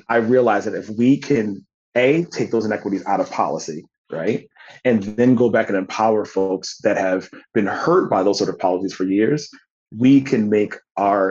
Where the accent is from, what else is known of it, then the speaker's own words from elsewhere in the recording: United States; the members of my community that I grew up in back in Woodbury Circle